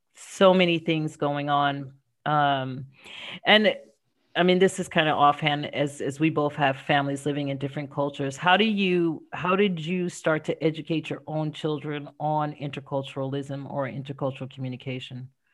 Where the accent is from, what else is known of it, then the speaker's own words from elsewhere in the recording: United States; moved away as an adult; now in France; as an American